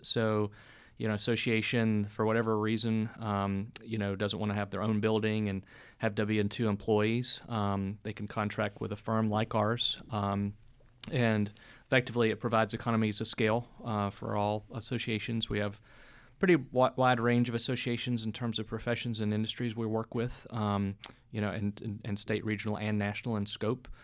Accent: North Carolina, United States; moved away as an adult; also born or lived in Atlanta; now in Tallahassee, United States; I grew up in North Carolina

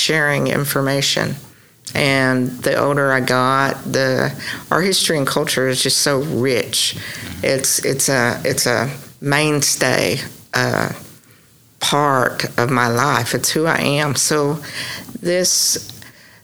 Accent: Ada, Oklahoma, United States; I'm originally from the Ada area. Went to school at Stonewall and college at East Central State University. So I've always been around this area.

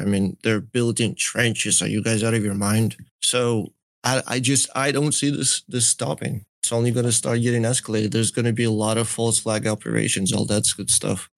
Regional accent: Belarus; moved away; I grew up partly in Belarus

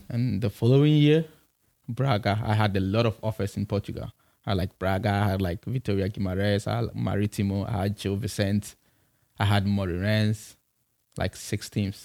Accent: Kumasi, Ashanti, Ghana; moved away as an adult; also born or lived in Accra; I'm from, I'm from Kumasi

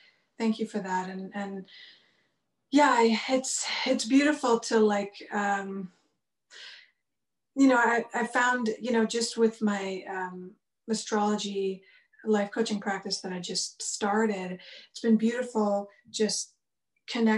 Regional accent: Vancouver, British Columbia, Canada; also born or lived in India; I was born here in Vancouver, BC, where I'm at now. I actually live on the same block as the house I grew up on

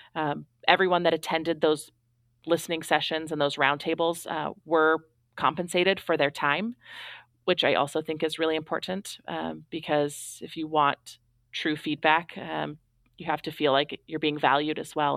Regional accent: Astoria, Oregon, United States; moved away as an adult; I moved back home to my hometown

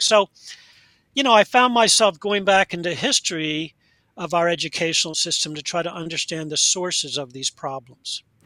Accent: United States; moved away as an adult; also born or lived in Delaware / Pennsylvania / British Columbia, Canada; I grew up in Delaware and Pennsylvania, and that's where I now am

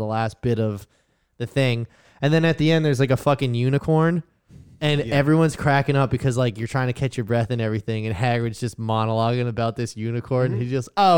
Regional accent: New Jersey, United States; I'm from New Jersey

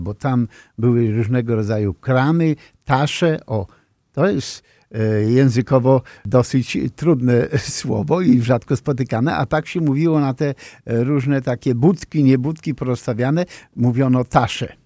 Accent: near Ląd, Greater Poland, Poland; moved away; Ja mieszkałem w takim regionie Wielkopolski, niedaleko lądu

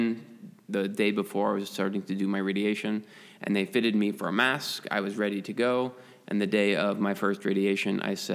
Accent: Papillion, Nebraska, United States; moved away as an adult; also born or lived in England; now in Michigan, United States; I was born in Papillion, just right outside of Omaha, and then my dad, who's in the military, we moved to England for 5 years. And so I moved back one month late to getting into kindergarten

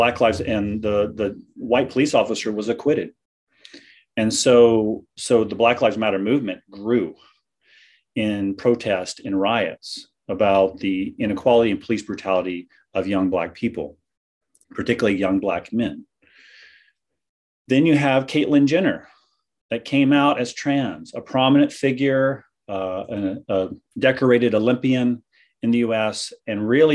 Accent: American South, United States; moved away as an adult; also born or lived in Vancouver, Canada; I'm an American that came up from the American South up to seminary in Vancouver

